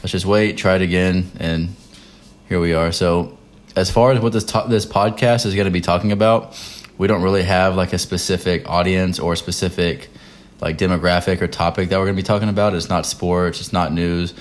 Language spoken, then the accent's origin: English; Texas, United States; moved away as an adult; now in North Carolina, United States; We're both from Texas. I'm in the military. Devin's a senior in college. Um, we live in North Carolina.